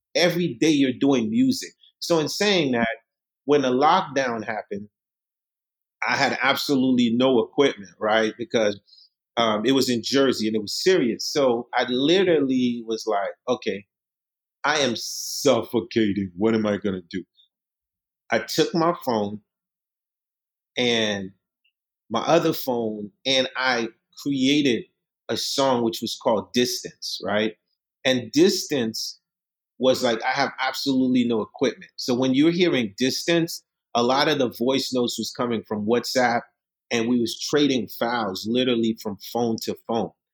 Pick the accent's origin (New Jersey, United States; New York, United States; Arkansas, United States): New York, United States; New York City; English is a second language; also born or lived in Haiti; I left Haiti when I was 10 years old. I came to Brooklyn. I grew up in Marlboro Projects, Coney Island